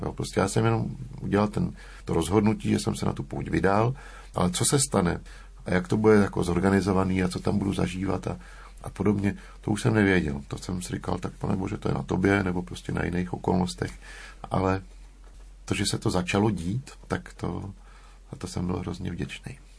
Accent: Prague, Czechia; jsem se narodil v Praze

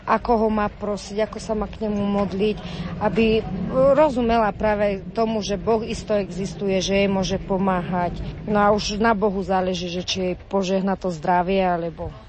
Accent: Trstená, Žilina Region, Slovakia; sme z Trstenej, z Oravy

